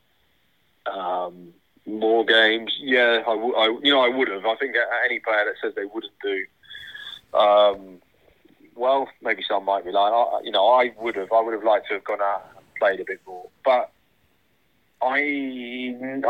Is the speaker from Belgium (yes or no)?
no; Bournemouth, South West England, United Kingdom; work for my hometown club